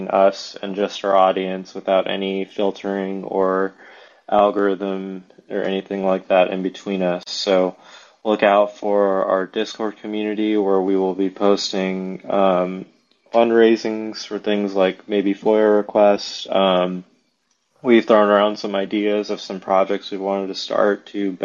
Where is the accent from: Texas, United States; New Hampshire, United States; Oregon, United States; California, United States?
Texas, United States; Dallas; moved away; also born or lived in Arizona; My roots start here in Dallas, Texas